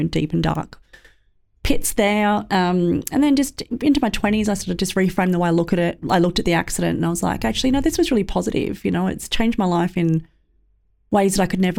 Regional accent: Sydney, New South Wales, Australia; growing up in Western Sydney

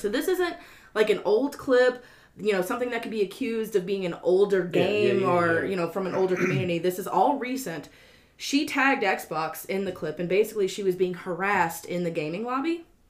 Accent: Louisiana, United States; We're from Louisiana, and we never learned how to read.

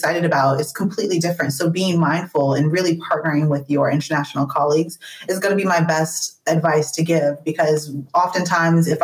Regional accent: United States; moved away as an adult

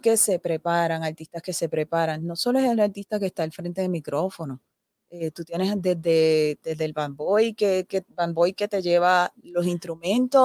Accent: Aibonito, Puerto Rico; nosotros, nosotros nacimos, eh, nos criamos aquí en Aybonito y continuamos aquí

